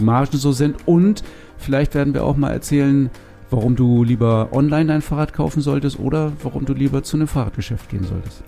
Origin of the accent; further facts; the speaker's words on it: Northern Germany, Germany; bei uns in Norddeutschland. Das ist ja gar keine Frage, weil von hier kommen wir